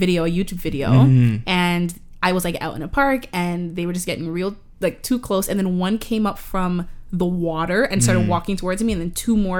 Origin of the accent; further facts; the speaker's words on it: Toronto, Ontario, Canada; For those of you who are listening and don't know where we are from Toronto, Ontario, Canada.